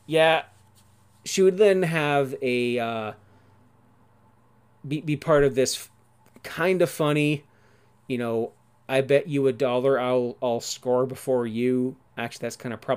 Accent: Ontario, Canada; my fellow Canadian. I don't want to say fellow Torontonian because I'm not from Toronto

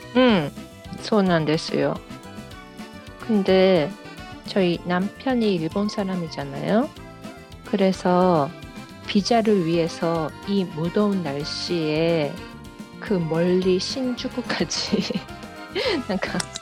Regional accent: Japan; also born or lived in South Korea; 韓国生まれ日本育ち

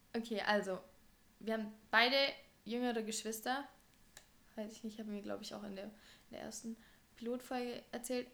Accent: Germany; wir in Deutschland aufgewachsen

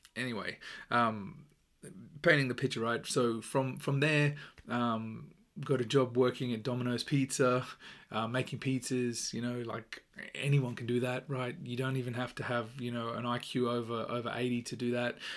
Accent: Australia; accent: Australian; my accent is Australian

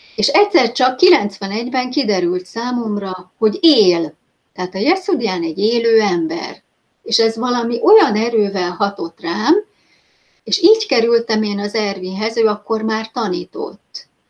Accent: Hungary; hogyha magyarként te ki tudtál jutni, ugye az én időben már 93-ban

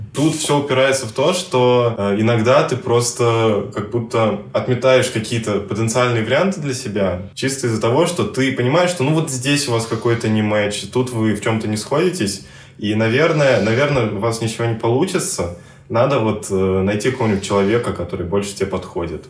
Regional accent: Moscow, Russia; мы, москвичи, говорим на одном языке

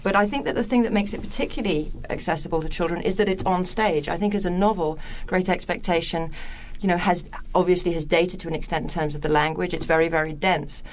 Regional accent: England, United Kingdom; I'm English

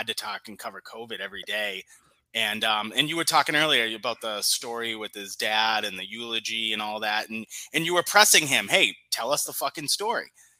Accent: Boston, Massachusetts, United States; growing up in Boston, in the deep blue enclave that is that absolute hellhole

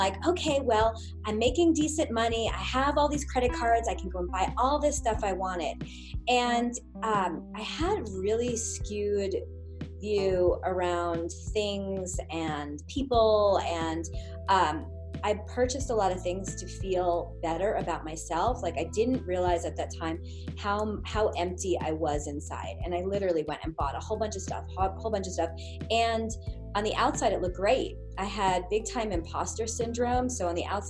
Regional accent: Long Island, New York, United States; I grew up in a area in Long Island where most of the people there were not hippies.

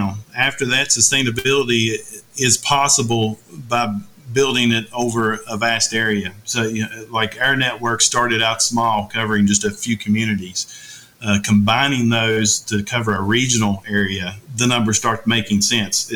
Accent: Rich Creek, Virginia, United States; my hometown, which is Rich Creek, Virginia

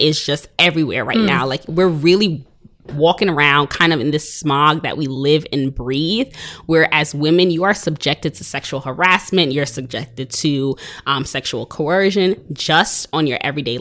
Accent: New York City, New York, United States; I am from Brooklyn. I'm living out here. I'm an educator in Brooklyn

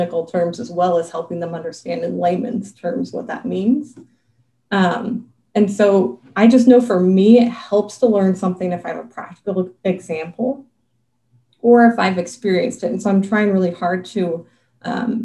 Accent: Western Montana, United States; moved away as an adult; also born or lived in Joplin, Missouri; now in Idaho, United States; I was born and raised in Western Montana, in a very small town as a preacher's kid.

